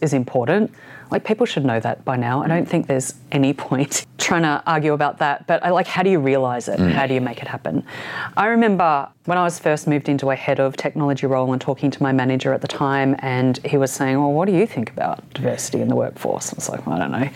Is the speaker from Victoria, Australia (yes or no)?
yes; Ballarat, Victoria, Australia; moved away as an adult; also born or lived in Sydney; I grew up in Ballarat